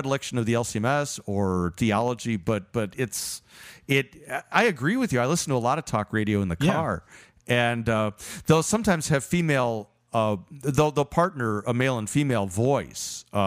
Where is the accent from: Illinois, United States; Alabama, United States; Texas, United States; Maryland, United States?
Illinois, United States; Chicago; moved away; I grew up in Chicago and grew up Lutheran